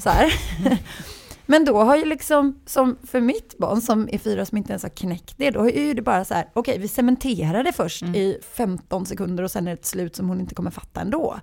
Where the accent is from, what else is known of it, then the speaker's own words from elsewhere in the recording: Gothenburg, Västra Götaland, Sweden; accent: Gothenburg dialect; jag är uppvuxen i villa i Askim och på Näset. Och det är så här Göteborgs lite snofsigare.